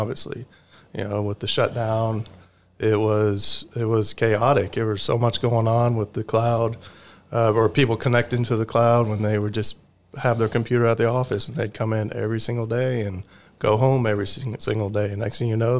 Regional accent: Texas, United States; also born or lived in Detroit, Michigan / Birmingham, Michigan; we moved down here or in the early 80s. So I was only a little boy at that time and grew up on the northwest side of town

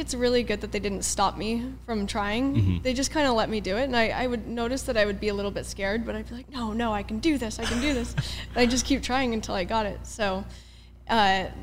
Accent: Port Orchard, Washington, United States; moved away as an adult; also born or lived in China; I was born in Port Orchard, Washington, which is a very small town outside of Seattle. I would say it's like across the water if you know the area. There's a peninsula up there. But yeah, so I was born and raised there, and I stayed there up until I was 20.

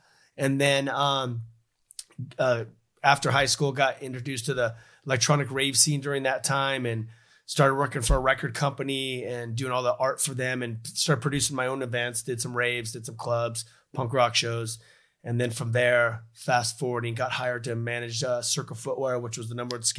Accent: Los Angeles, California, United States; I grew up in Los Angeles, California, and, you know, my brothers were all part of the music industry.

